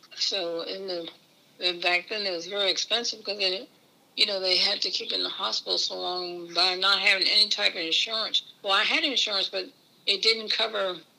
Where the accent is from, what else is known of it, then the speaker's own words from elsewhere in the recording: Easton, Maryland, United States; I was born in Easton, Maryland.